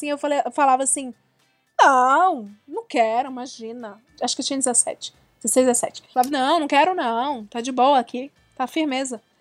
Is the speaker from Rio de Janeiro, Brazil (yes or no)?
no; Ceará, Brazil; Eu sou do Ceará, eu era de periferia, nunca viajei para fora assim na, nesse esquema.